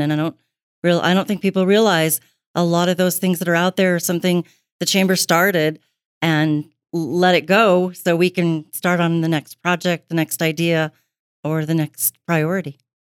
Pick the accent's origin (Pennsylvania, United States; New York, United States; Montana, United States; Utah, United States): Montana, United States; Billings; I've been in Billings my entire life, um, soon to be sixty years worth